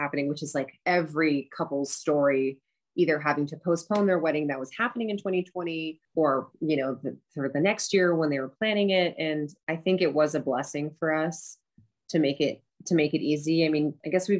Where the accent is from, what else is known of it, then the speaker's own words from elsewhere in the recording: Seattle, Washington, United States; now in Glendale, United States; I'm from Seattle